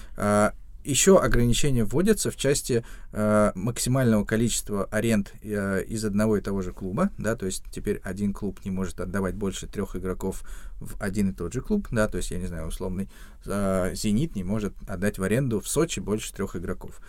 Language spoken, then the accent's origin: Russian; Ramenskoye, Moscow Oblast, Russia; в Раменском, откуда я родом